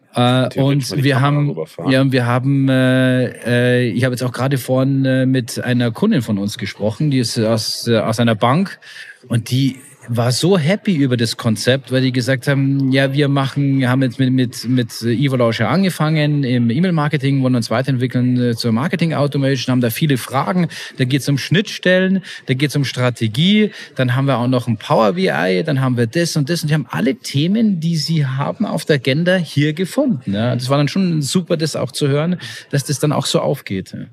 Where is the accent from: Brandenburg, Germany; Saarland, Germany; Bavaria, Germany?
Bavaria, Germany; ich als Bayer